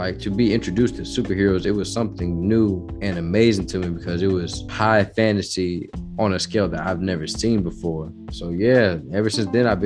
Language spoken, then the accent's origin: English; Georgia, United States; moved away as an adult; also born or lived in Morris, Minnesota / Chicago; now in Texas, United States; my mom moved us to Georgia, where I spent most of my grade school years there